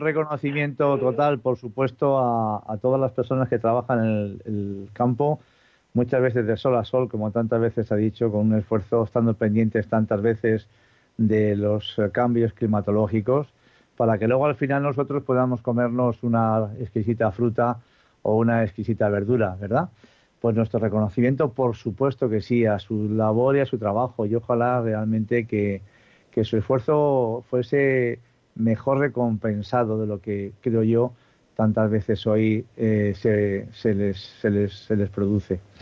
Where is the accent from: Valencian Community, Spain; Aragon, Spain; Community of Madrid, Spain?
Community of Madrid, Spain; Madrid; soy de Madrid, aunque no de ascendencia madrileña